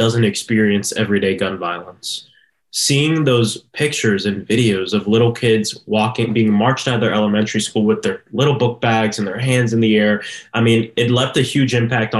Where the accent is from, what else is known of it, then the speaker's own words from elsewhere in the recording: Orlando, Florida, United States; born and raised in Orlando, Florida, South Orlando.